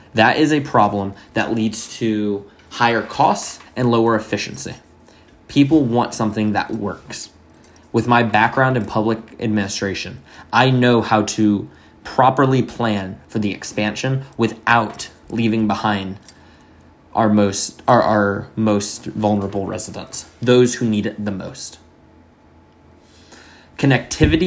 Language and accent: English; Miami, Florida, United States; now in North Carolina, United States; I grew up in Miami